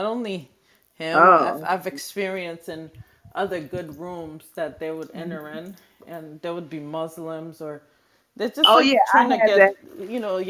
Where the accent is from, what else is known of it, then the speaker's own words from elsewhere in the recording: Haiti; I'm from Haiti.